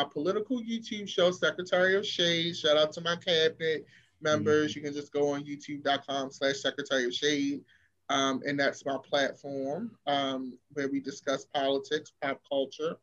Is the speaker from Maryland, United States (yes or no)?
yes; Baltimore, Maryland, United States; I'm from Baltimore and crabs are like our thing